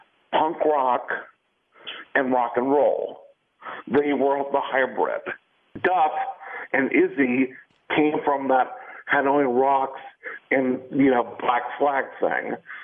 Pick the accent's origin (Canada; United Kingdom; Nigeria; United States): United States; Culver City, California; I grew up in Culver City.